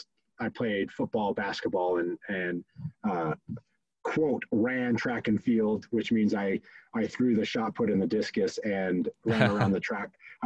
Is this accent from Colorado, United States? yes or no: yes; Fort Collins, Colorado, United States; also born or lived in Midwest; Oh, I grew up all over the place, honestly. Midwest boy, kind of through and through. My dad was in corporate America, and we moved around a bunch until ultimately like fifth grade. And fifth grade landed in Fort Collins, Colorado, stayed there through high sch